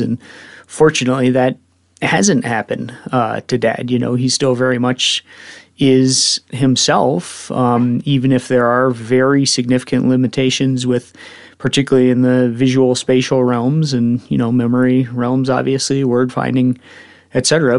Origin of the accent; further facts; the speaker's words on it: Evergreen, Colorado, United States; I grew up in Evergreen